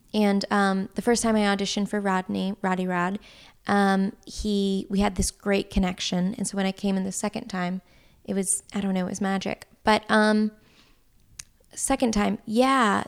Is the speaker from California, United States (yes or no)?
no; West Tennessee, United States; I'm from West Tennessee